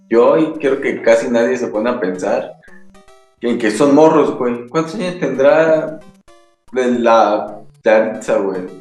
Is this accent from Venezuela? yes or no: no; Mexico City, Mexico; Pero yo soy chilango, güey. Con, orgullo lo digo.